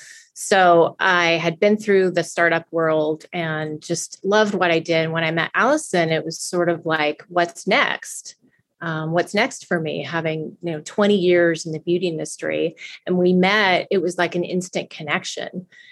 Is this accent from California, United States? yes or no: yes; California, United States; And I was just passionate about holistic living, and growing up in California, I'd always been healthy.